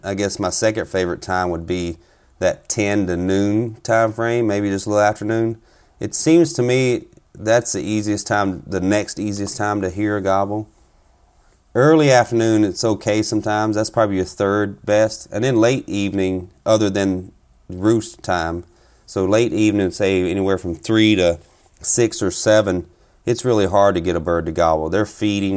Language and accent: English; South Carolina, United States; moved away as an adult; now in Minnesota, United States; I'm originally from South Carolina